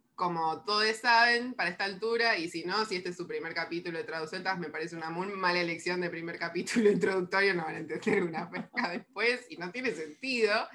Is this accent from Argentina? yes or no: yes; La Plata, Buenos Aires Province, Argentina; yo soy de La Plata